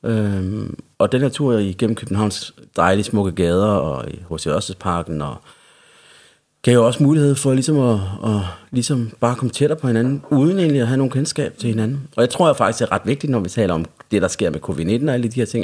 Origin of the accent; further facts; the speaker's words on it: Central Jutland, Central Denmark Region, Denmark; accent: Jutlandic; now in Copenhagen, Denmark; hvis man hører noget jysk i min accent, så er det også, fordi jeg er fra Jylland. Jeg mm. er øh, opvokset i, i Midtjylland hos min familie